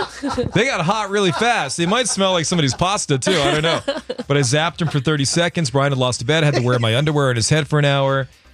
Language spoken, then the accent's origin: English; Uncasville, Connecticut, United States; moved away; Uncasville is my hometown.